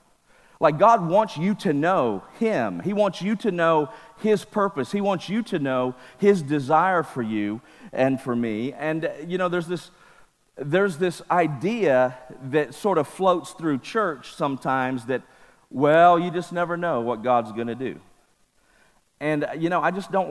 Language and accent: English; Mississippi, United States; now in California, United States; I was raised in Mississippi